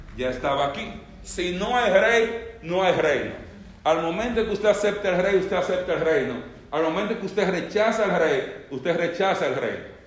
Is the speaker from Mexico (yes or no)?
no; Dominican Republic; yo, que nací en República Dominicana